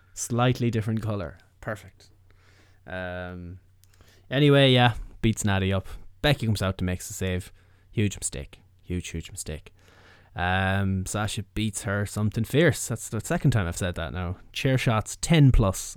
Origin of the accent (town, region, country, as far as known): Ireland